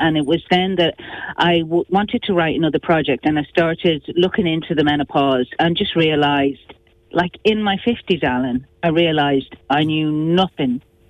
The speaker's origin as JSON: {"language": "English", "town": "Tubbercurry", "region": "Connacht", "country": "Ireland", "tie": "born or raised there", "also_born_or_lived": "Manchester", "moved": "as an adult", "lives_now": "Dublin, Ireland", "said": "Yeah, I was born in Manchester, and then when we were kids, we moved back. My parents are from Sligo and Mayo, so this was back in the 70s"}